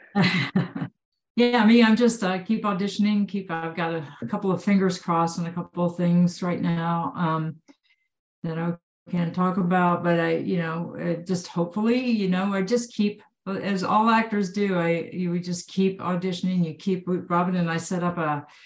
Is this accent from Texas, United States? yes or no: yes; Texas, United States; I grew up in Texas.